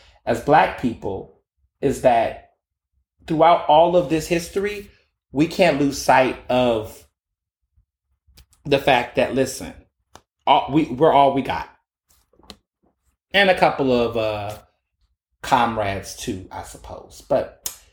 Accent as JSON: {"language": "English", "region": "Midwest", "country": "United States", "tie": "born or raised there", "said": "They from the South, then came to the Midwest"}